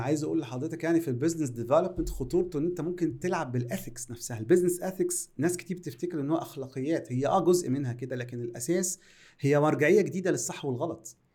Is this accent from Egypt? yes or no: yes; Egypt; عندنا في مصر